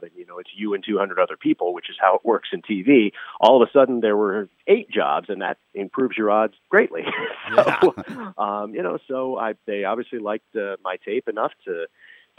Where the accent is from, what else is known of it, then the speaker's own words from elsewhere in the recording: Los Angeles, California, United States; also born or lived in San Francisco Bay Area, United States; I grew up in Los Angeles